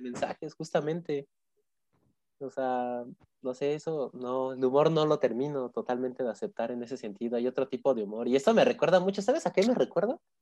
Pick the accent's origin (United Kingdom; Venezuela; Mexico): Mexico; Mexico City; Yo, ya sí soy de Azcapotzalco toda la vida de aquí.